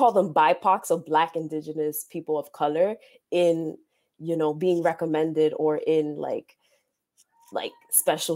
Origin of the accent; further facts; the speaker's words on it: New York City, New York, United States; I was born here in New York City, Harlem